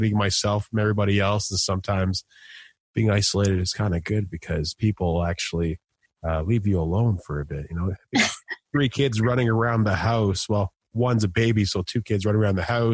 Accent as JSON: {"language": "English", "country": "Canada", "said": "being Canadian"}